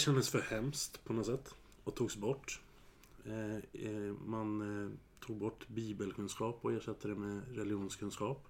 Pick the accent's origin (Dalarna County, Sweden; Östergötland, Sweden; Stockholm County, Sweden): Stockholm County, Sweden; Södertälje; Jag är ju född och uppvuxen i Södertälje